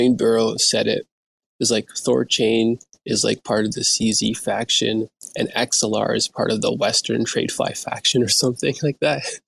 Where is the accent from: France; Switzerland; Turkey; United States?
Turkey; now in Canada; I'm from Turkey, right? I live in Canada right now